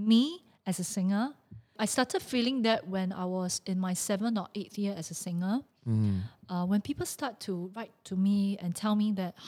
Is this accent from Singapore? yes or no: yes; Singapore; I was from Raffles Girls Primary School